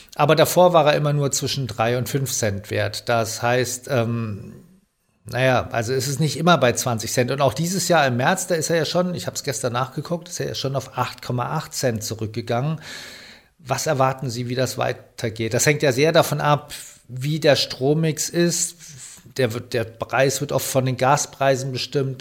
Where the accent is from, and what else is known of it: Germany